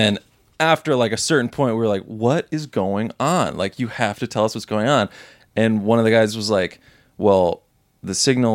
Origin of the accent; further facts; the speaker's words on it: Savannah, Georgia, United States; moved away; I grew up in Savannah, Georgia, which is the most haunted city in America